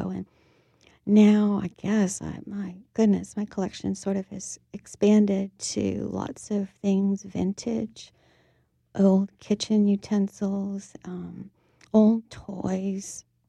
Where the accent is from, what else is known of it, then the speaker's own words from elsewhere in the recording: New Orleans, Louisiana, United States; Actually, uptown, where I still live.